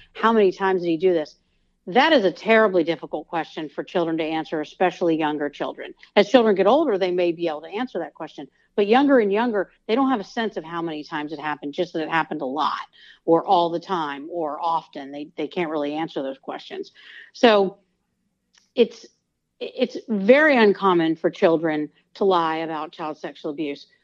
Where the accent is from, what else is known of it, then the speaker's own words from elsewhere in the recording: Georgia, United States; I'm from Georgia, and I was at the University of Georgia at the time